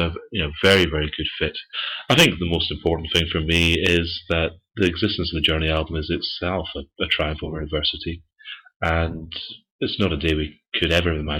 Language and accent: English; Dunfermline, Scotland, United Kingdom; my hometown, Dunfermline